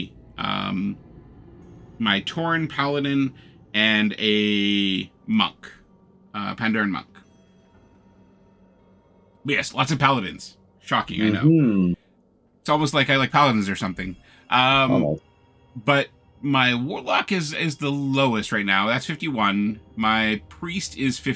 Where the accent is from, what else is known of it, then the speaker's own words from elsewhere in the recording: Canada; being Canadian